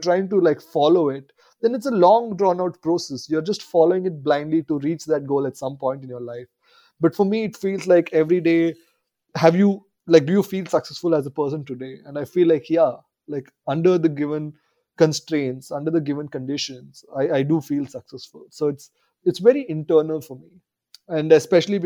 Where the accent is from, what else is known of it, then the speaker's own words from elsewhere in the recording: India; growing up in India